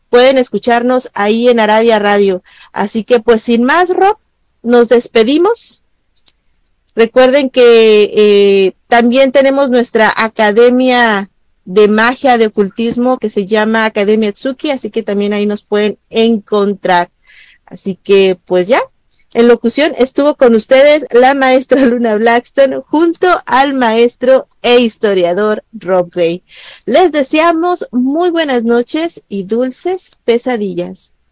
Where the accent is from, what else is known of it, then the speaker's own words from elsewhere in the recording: Mexico; now in United States; pues yo soy mexicana? vivo acá, pero pues soy mexicana